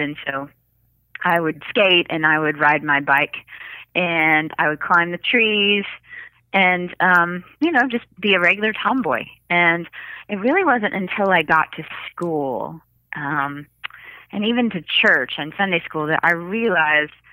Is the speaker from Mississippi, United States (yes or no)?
yes; Jackson, Mississippi, United States; I grew up in Jackson, Mississippi